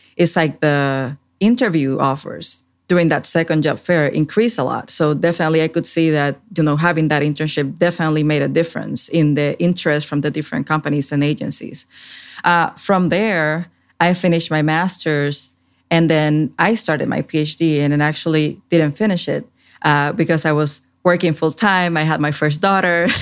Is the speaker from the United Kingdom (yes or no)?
no; Puerto Rico; moved away as an adult; also born or lived in Washington, D.C.; now in Fredericksburg, United States; I grew up in Puerto Rico in the Caribbean